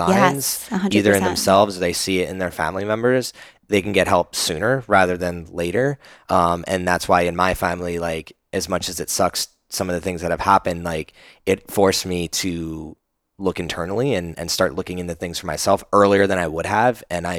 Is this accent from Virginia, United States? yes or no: no; New Jersey, United States; now in Austin, United States; I grew up in New Jersey